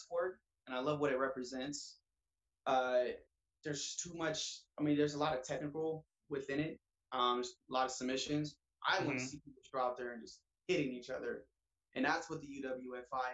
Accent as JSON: {"language": "English", "town": "Columbus", "region": "Ohio", "country": "United States", "tie": "born or raised there", "said": "Growing up in Columbus, Ohio, it's a rough environment, especially where I grew up"}